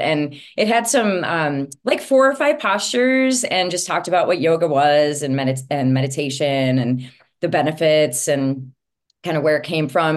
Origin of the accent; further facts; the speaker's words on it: Princeton, Minnesota, United States; I grew up in Princeton, Minnesota